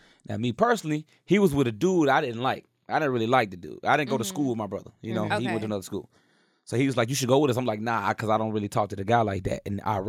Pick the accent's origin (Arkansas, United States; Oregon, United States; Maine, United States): Arkansas, United States; I'm from Arkansas.